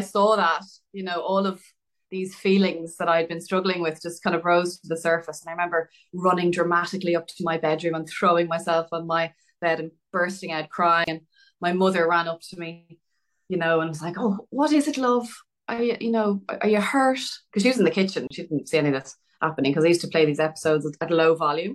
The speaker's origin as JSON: {"language": "English", "town": "Dublin", "region": "Leinster", "country": "Ireland", "tie": "born or raised there", "said": "Growing up in Dublin"}